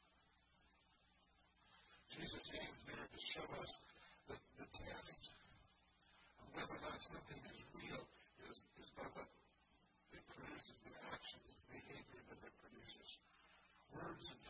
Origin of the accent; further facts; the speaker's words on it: Indiana, United States; now in Michigan, United States; I grew up in Indiana